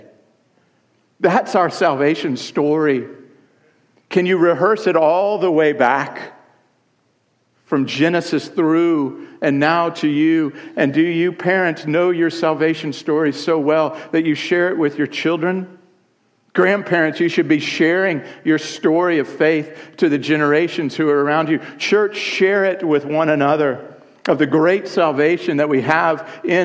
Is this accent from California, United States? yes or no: no; Columbia, South Carolina, United States; on February 26, 1968, in Columbia, South Carolina